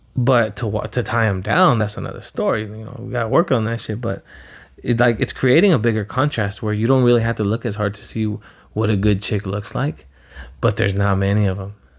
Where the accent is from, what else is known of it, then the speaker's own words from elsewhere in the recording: Pico Rivera, California, United States; also born or lived in Los Angeles, United States; now in Huntington Beach, United States; when I grew up in Pico